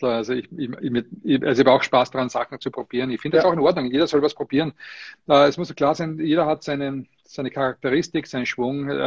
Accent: Austria; was mich sehr, sehr freut, dass ich äh, erstens mal verstanden werde überhaupt als Österreicher.

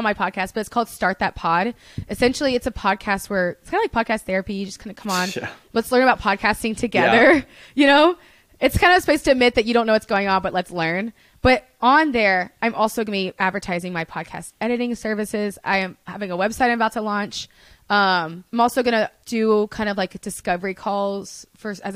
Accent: Birmingham, Alabama, United States; accent: Southern; also born or lived in Los Angeles; now in Nashville, United States; growing up in Alabama, I told you it's a monoculture

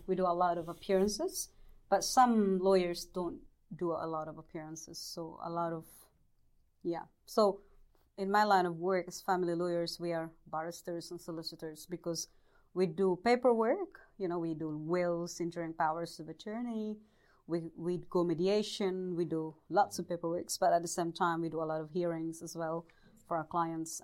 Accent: Bohol, Central Visayas, Philippines; moved away as an adult; also born or lived in Leyte, Philippines; now in New Zealand; I was born in the Philippines in the province of uh, Bohol.

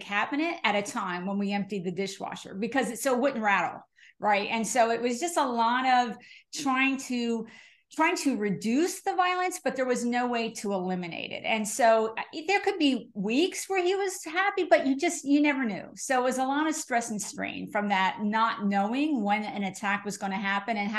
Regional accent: New Jersey, United States; I'm from New Jersey

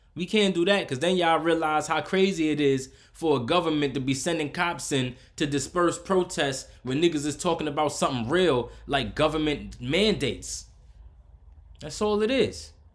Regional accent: United States; I'm from America

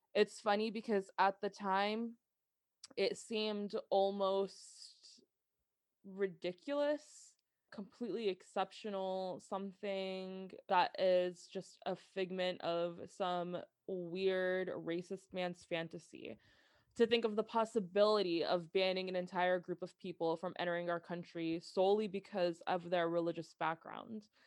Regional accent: New Jersey, United States; growing up as an American girl that was born and raised in Jersey

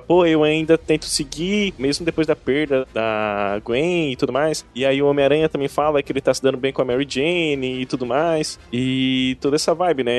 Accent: Brazil; Eu sou brasileiro

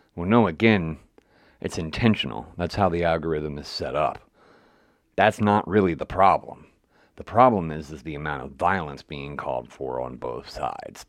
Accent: West Virginia, United States; moved away; I'm originally from West Virginia

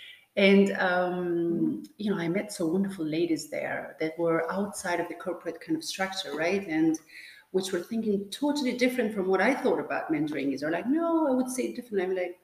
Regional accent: Tirana, Tirana County, Albania; English is a second language; moved away as an adult; now in Belgium; So my origin, I'm born in Tirana, Albania. But what I was saying, you know, when we were talking earlier on, is that I come actually from the Balkan, right? Because part of my family actually is in Macedonia. You know, I have roots

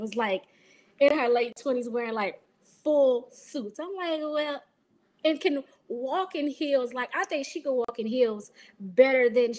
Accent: New Orleans, Louisiana, United States

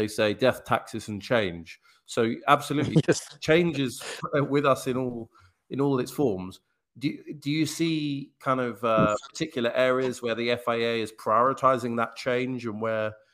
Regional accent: England, United Kingdom; I'm from England

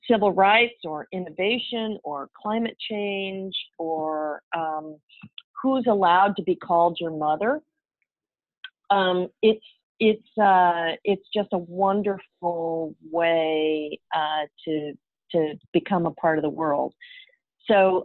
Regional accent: Midwest, United States; also born or lived in Tulsa, Oklahoma; now in San Francisco, United States; I grew up in the Midwest

